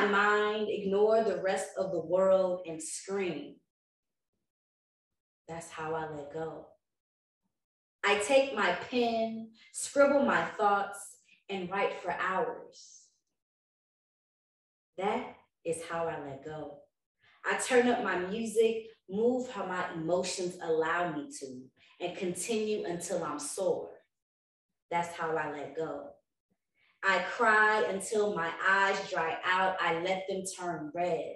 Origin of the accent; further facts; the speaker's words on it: the Bay Area, California, United States; I'm from the Bay